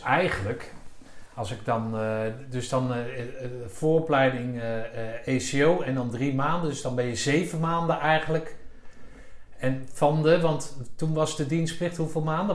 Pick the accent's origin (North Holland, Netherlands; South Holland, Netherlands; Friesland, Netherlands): South Holland, Netherlands; The Hague; ik zelf in Den Haag eh, geboren ben